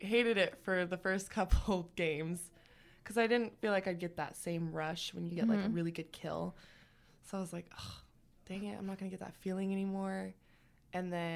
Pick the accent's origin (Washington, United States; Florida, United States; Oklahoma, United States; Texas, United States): Washington, United States; Pasco; moved away as an adult; now in Sacramento, United States; I'm actually from Pasco, Washington. It's like Eastern Washington State, the desert part